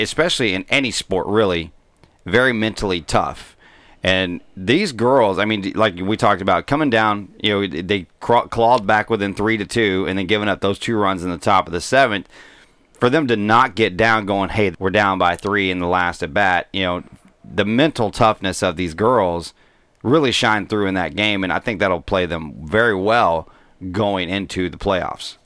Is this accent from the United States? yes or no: yes; Mesquite, Texas, United States; I grew up in Mesquite, Texas